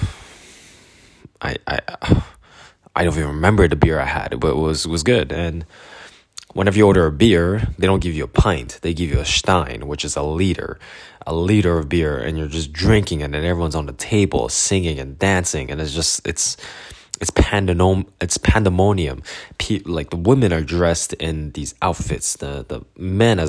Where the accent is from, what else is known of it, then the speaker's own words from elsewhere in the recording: Canada; I'm from Canada.